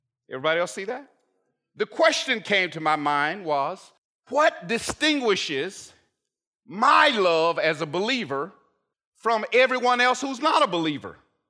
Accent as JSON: {"language": "English", "town": "Lacey", "region": "Washington", "country": "United States", "said": "where are you from? And we tell them, of course, I couldn't say Lacey, because nobody knows that, right? It just says Seattle, right?"}